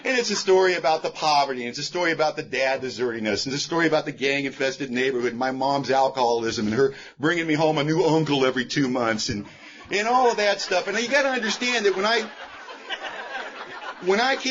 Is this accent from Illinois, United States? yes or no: no; Los Angeles, California, United States; I was born and raised in Hollywood, California